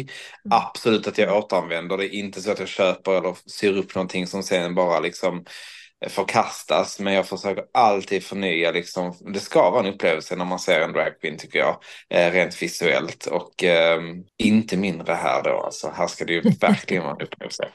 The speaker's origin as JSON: {"language": "Swedish", "town": "Höllviken", "region": "Skåne", "country": "Sweden", "said": "där jag kom ifrån Höllviken"}